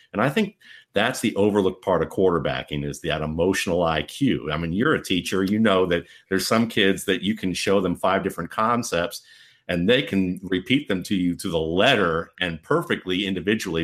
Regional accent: Cleveland, Ohio, United States; when I grew up in Cleveland

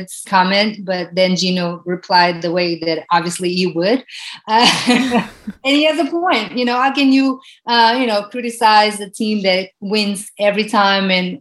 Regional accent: Portugal; moved away as an adult; now in United States; growing up in Portugal, where soccer, it's a country that is ruled by soccer

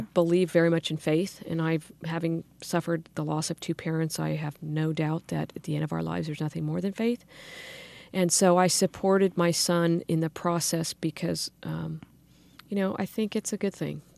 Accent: Sacramento, California, United States; in Sacramento. I grew up in the Arden area went to local schools

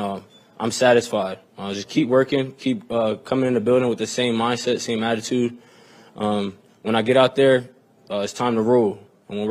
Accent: New Jersey, United States; also born or lived in Philadelphia; now in Kansas City, United States; I'm from Jersey, from Philly

